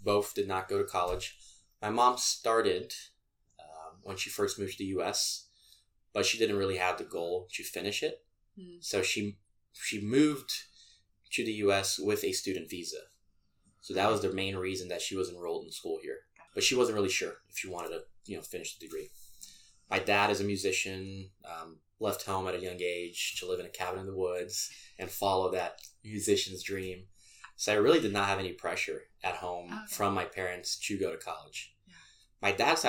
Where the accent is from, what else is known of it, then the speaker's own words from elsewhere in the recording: Brazil; moved away as an adult; now in Boulder, United States; I grew up in Brazil, so that's where I'm transferring from